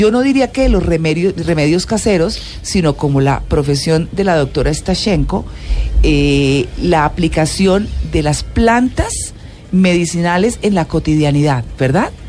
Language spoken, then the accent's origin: Spanish; Moscow, Russia; Spanish is a second language; moved away as an adult; now in Bucaramanga, Colombia; Yo nací en Moscú.